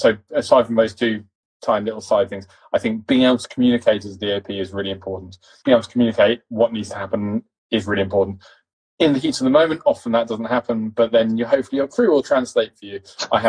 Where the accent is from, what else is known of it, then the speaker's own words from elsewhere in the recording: East London, London, United Kingdom; accent: posh; and I come from East London, quite a working class family in East London. I just have a fucking posh accent because my dad.